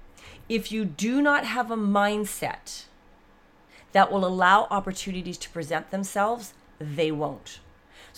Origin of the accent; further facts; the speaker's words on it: Canada; We're Canadian.